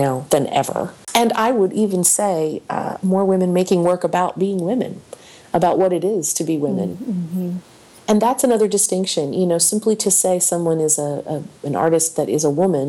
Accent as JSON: {"language": "English", "region": "Delaware Valley", "country": "United States", "tie": "born or raised there", "said": "I grew up in the Delaware Valley"}